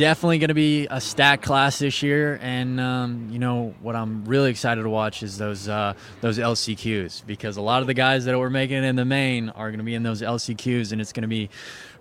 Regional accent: Ohio, United States; I'm just an Ohio boy

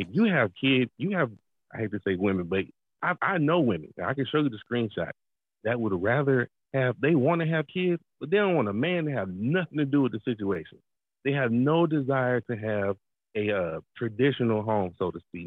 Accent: Atlanta, Georgia, United States; I'm from Atlanta, so being in a big city

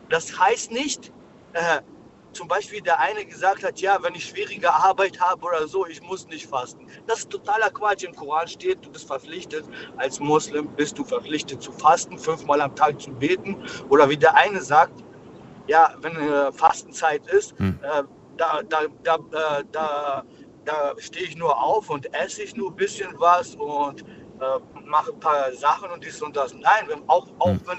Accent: Pforzheim, Baden-Württemberg, Germany; Ich komme aus Pforzheim. In Pforzheim.

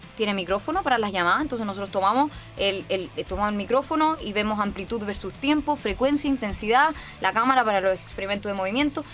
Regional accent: Chile; soy de Chile

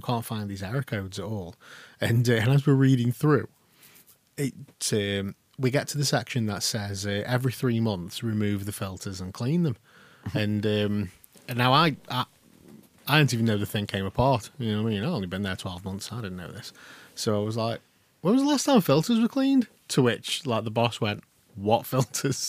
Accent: Stoke-on-Trent, West Midlands, United Kingdom; we are all from Stoke on Trent

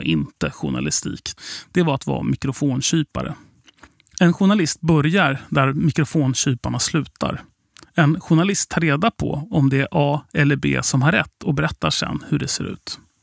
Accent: Sweden; vi kom från Sverige

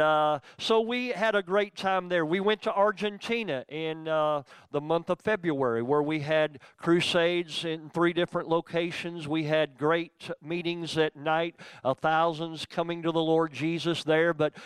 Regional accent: Youngstown, Ohio, United States; born there; I was actually born in the town where Randy's from. I was born in Youngstown.

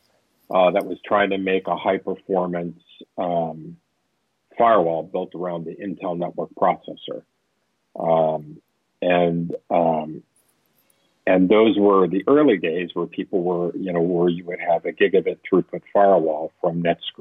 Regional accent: Orange County, Southern California, United States; I was born in Northern California, but I grew up in Southern California. My father was an aerospace engineer. And so I grew up in Orange County

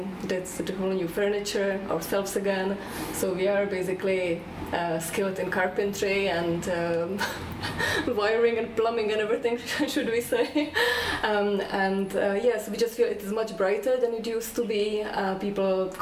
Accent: Czechia; moved away as an adult; now in Ireland; I'm originally from Czech Republic. I came to Ireland about 15 years ago

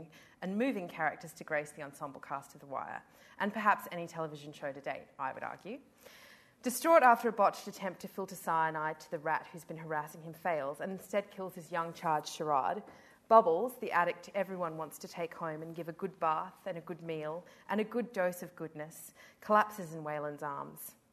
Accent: Adelaide, South Australia, Australia; I come from Adelaide

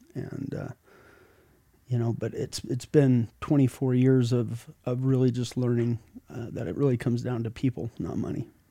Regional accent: Sandy, Utah, United States; I grew up in Sandy. I have, uh, went to Alta High School

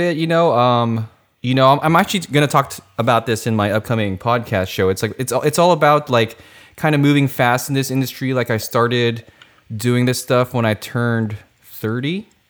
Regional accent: Philippines; Filipino. I'm Filipino.

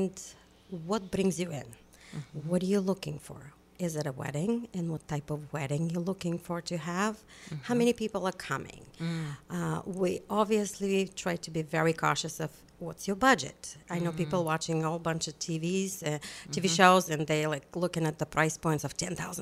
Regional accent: Bulgaria; moved away as an adult; also born or lived in Ocean City, New Jersey; now in New Jersey, United States; originally, I'm from Bulgaria. We came with my husband about 25 years ago.

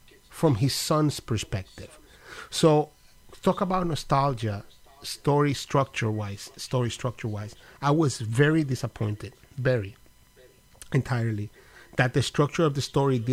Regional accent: Dominican Republic; now in United States; I'm not African-American technically because I'm Dominican

